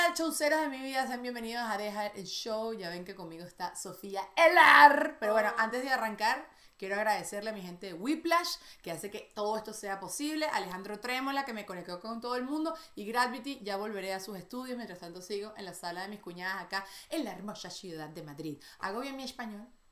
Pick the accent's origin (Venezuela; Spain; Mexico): Venezuela; moved away as an adult; also born or lived in United States; siempre soy de la Venezuela o, no sé, la venezolana.